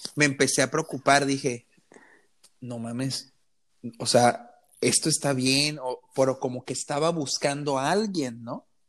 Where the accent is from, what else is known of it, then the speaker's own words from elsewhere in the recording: Mexico; Y yo, sí, México